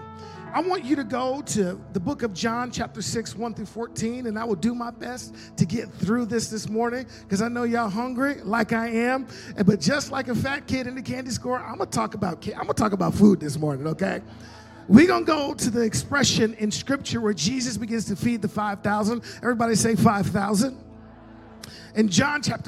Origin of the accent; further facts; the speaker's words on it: Illinois, United States; now in Las Cruces, United States; I'm from Las Cruces, New Mexico. Originally from Illinois.